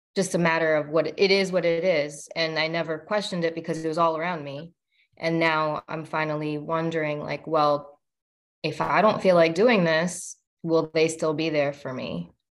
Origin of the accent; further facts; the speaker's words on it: India; I am an Indian woman in my 30s